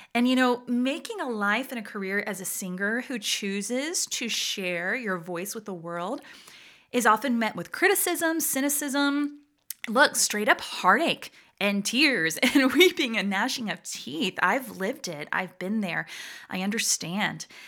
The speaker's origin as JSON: {"language": "English", "town": "Atlanta", "region": "Georgia", "country": "United States", "tie": "born or raised there", "also_born_or_lived": "San Juan, Puerto Rico", "accent": "deep Southern", "moved": "as an adult", "lives_now": "Virginia, United States", "said": "My family moved to Atlanta, Georgia when I was a baby, so I affectionately consider myself a Georgia Rican"}